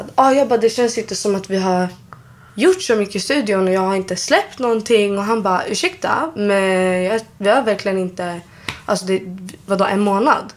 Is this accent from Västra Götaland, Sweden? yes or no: no; Solna, Stockholm County, Sweden; uppväxt i Solna. Jag har växt upp där.